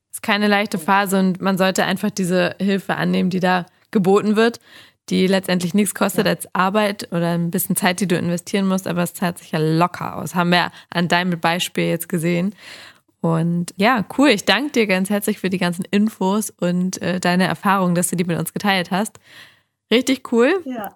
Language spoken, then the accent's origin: German; Hamburg, Germany; Ich lebe ja in Hamburg und bin Hamburgerin